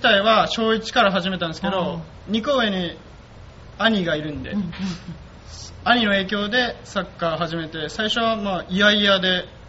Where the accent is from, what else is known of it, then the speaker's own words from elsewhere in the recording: Kyoto, Japan; accent: Kansai dialect; moved away as an adult; also born or lived in Kanto; 出身は京都で大学からあの関東の方に出てきて